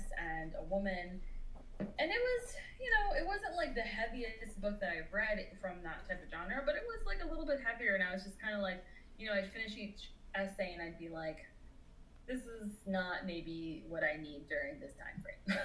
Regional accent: Orlando, Florida, United States; I grew up in Orlando, Florida

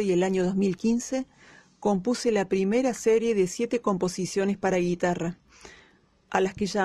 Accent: Córdoba, Argentina; moved away; also born or lived in Paraná; Nací en Córdoba y cursé mis estudios musicales allí

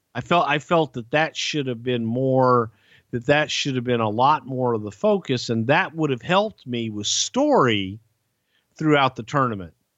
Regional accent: Texas, United States; I grew up in Texas where the cage match was the blow-off

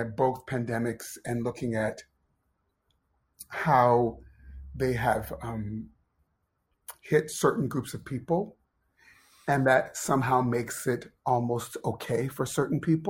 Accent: Ohio, United States; moved away as an adult; also born or lived in Pennsylvania; I grew up in Ohio

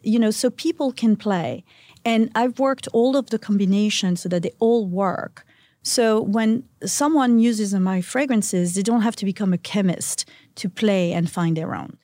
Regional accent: Antibes, Provence-Alpes-Côte d'Azur, France; moved away; I was born in a little town called Antibes

